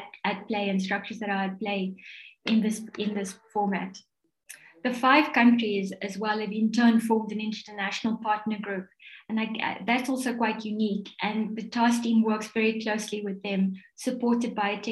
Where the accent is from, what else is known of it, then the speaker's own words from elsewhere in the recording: South Africa; As a South African